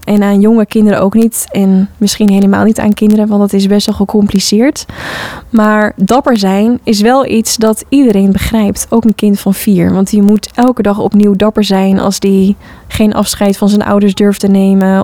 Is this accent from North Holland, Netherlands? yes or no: yes; Hoorn, North Holland, Netherlands; Ik heb zelf op de vrije school gezeten als kind in Hoorn